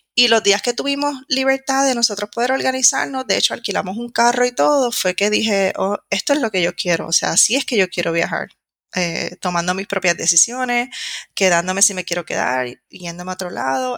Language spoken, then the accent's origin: Spanish; Puerto Rico; moved away as an adult; now in Madrid, Spain; soy de Puerto Rico